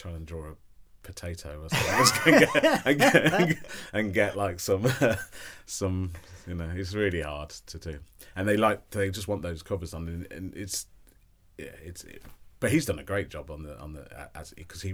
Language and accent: English; Tamworth, West Midlands, United Kingdom; I'm from Tamworth in the Midlands.